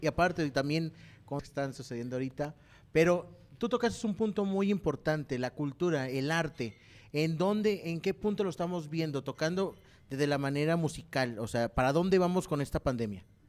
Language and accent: Spanish; Mexico; now in San Luis Potosí, Mexico; como cultura mexicana